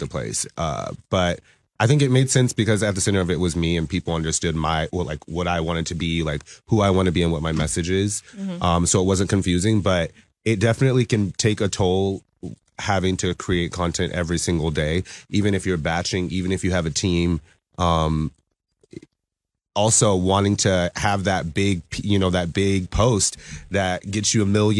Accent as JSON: {"language": "English", "town": "Savannah", "region": "Georgia", "country": "United States", "moved": "yes", "lives_now": "Seattle, United States", "said": "I'm originally from Savannah, Georgia, but I've lived here in Seattle for the past like 15 years"}